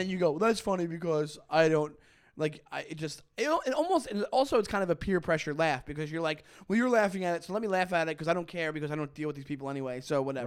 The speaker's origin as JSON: {"language": "English", "area": "Long Island", "region": "New York", "country": "United States", "tie": "born or raised there", "moved": "as an adult", "lives_now": "Brooklyn, United States", "said": "I grew up in Long Island, and I grew up a half hour from New York City"}